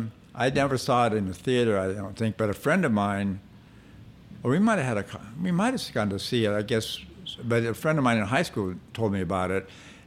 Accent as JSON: {"language": "English", "area": "near Forest Lawn", "region": "California", "country": "United States", "tie": "born or raised there", "said": "And I grew up near Forrest Lawn."}